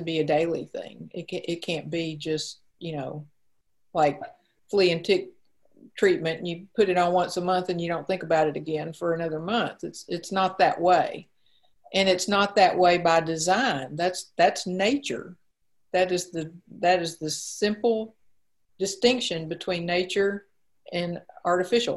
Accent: Mississippi, United States; moved away; I'm originally from Mississippi

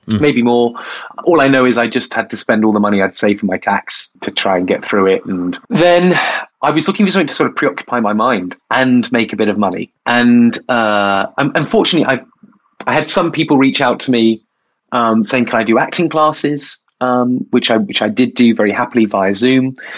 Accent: Bournemouth, South West England, United Kingdom; I I am from Bournemouth. Uh, yeah, I was a gay kid in um, Bournemouth under Section 28

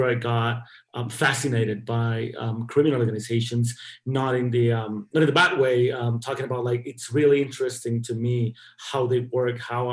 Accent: Ciudad Juárez, Chihuahua, Mexico; I grew up in Ciudad Juarez, right across El Paso, Texas

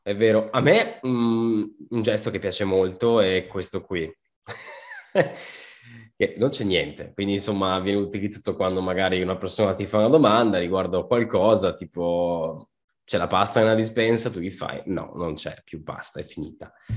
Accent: Veneto, Italy; also born or lived in Sicily; io sono anch'io di origini siciliane, come te Pietro, sono nato anche in Sicilia, ho vissuto lì otto anni, adesso sono 17 anni che vivo qua in Veneto

